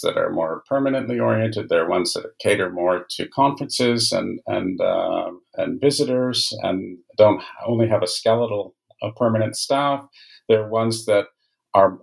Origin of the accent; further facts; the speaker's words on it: Canada; I'm a Canadian by origin